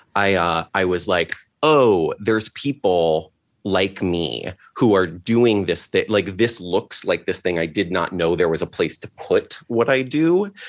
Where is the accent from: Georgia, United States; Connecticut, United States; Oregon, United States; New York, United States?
Connecticut, United States; Litchfield; also born or lived in Seattle; now in Los Angeles, United States; I grew up in Litchfield